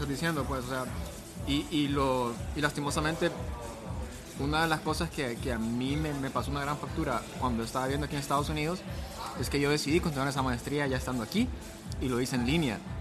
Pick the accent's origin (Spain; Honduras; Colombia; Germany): Honduras; now in Miami, United States; Soy de Honduras